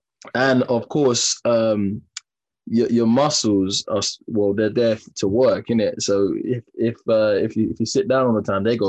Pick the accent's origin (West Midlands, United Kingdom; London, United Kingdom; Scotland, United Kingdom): London, United Kingdom; I'm from Peckham.